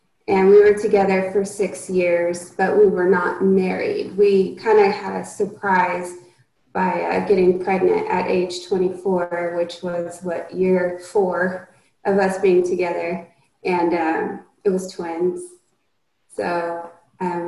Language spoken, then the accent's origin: English; Oklahoma, United States; we grew up in Oklahoma